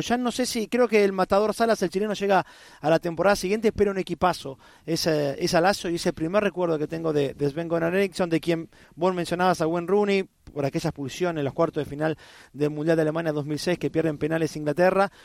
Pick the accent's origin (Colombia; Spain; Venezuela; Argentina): Argentina; como argentino